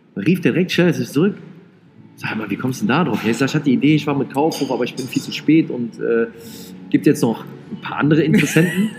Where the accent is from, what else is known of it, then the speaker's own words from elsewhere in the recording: Rhineland, Germany; ich bin ja Rheinländer